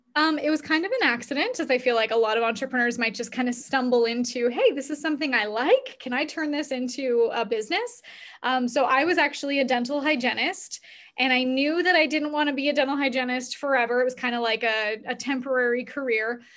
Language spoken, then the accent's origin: English; Canada; we're both Canadian